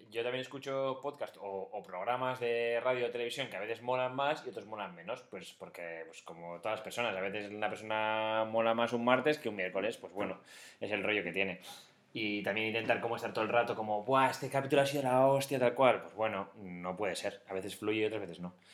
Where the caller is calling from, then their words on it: Seville, Andalusia, Spain; de Sevilla.